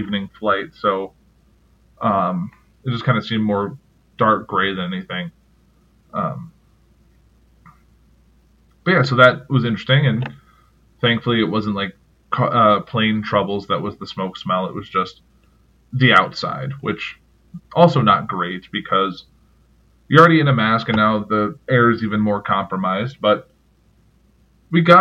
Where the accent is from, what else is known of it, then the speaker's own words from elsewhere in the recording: Chicago, Illinois, United States; I'm from the Chicago area